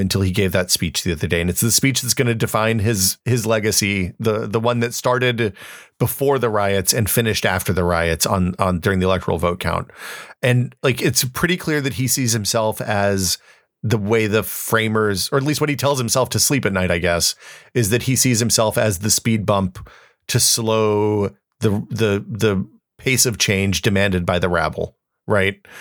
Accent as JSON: {"language": "English", "country": "United States"}